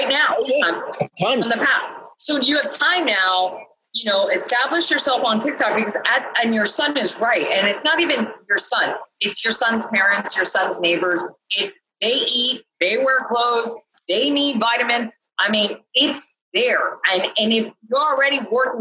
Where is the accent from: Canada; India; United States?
Canada; I'm from Canada.